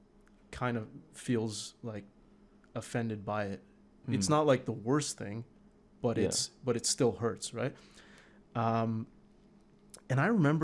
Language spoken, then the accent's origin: English; Canada; English is a second language; also born or lived in Iran / Turkey; I was born in Iran and then we moved as refugees to Turkey. And then as refugees, the UN sent us to Canada. We had no choice. They sent us here.